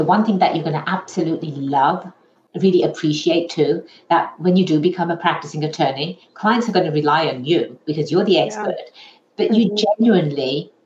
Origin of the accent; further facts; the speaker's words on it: England, United Kingdom; now in United States; I was born and raised in England